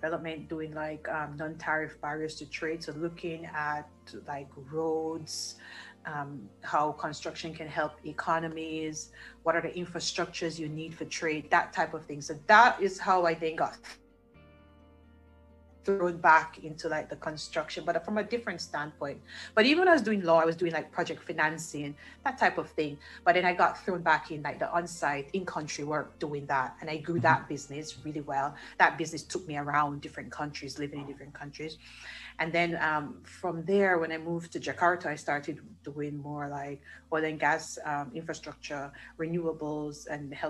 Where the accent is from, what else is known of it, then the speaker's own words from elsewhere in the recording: Jamaica; I grew up in Jamaica, that's where I'm from.